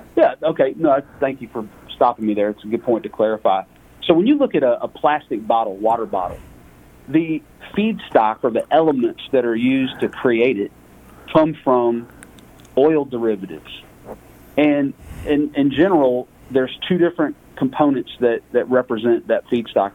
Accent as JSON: {"language": "English", "town": "Lake Charles", "region": "Louisiana", "country": "United States", "tie": "born or raised there", "moved": "as an adult", "lives_now": "Dallas, United States", "said": "I was born and raised in Lake Charles, Louisiana, the, the heel of the boot of Louisiana."}